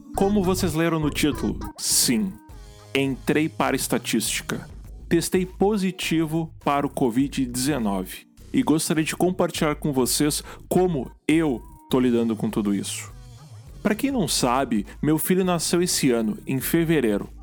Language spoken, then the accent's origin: Portuguese; Gaúcho, Rio Grande do Sul, Brazil; como um bom gaúcho